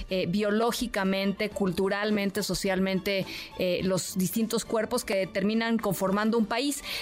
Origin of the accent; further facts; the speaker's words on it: Mexico; nuestro mestizaje con las razas, por ejemplo, que nos componen justamente como mexicanas y mexicanos.